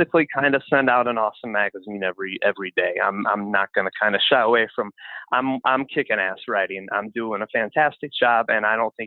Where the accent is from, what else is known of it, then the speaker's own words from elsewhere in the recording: Chicago, Illinois, United States; my hometown Chicago